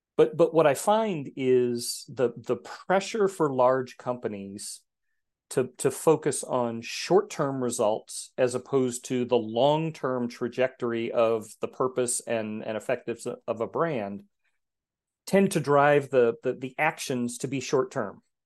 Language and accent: English; Texas, United States; moved away; also born or lived in Geneva, Switzerland; I grew up in Texas, which is known for its heat and humidity